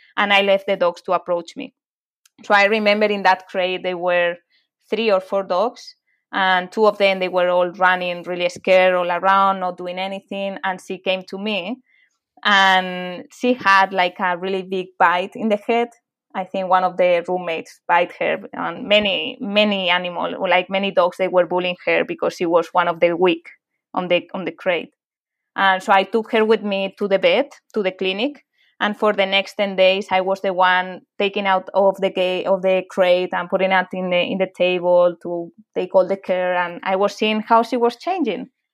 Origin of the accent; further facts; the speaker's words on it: Madrid, Community of Madrid, Spain; English is a second language; moved away as an adult; I'm from Madrid, from from Spain, and I lived there for half of my life